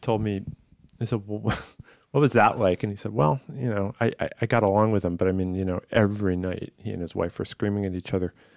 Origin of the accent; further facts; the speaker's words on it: Massachusetts, United States; I grew up in Massachusetts, albeit on the other end of it, but still, you know, I wasn't in Boston